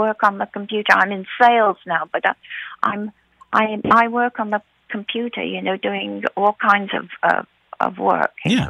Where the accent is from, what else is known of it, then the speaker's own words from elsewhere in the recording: England, United Kingdom; now in United States; I'm born and raised from England. I'm an American citizen.